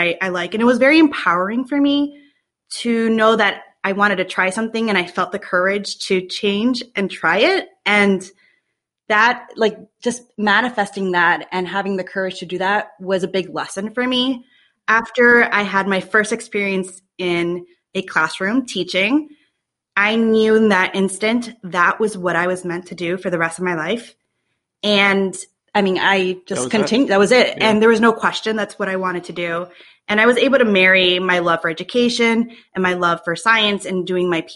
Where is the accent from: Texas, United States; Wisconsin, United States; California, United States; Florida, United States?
Florida, United States; Miami; now in Buffalo, United States; I was from Miami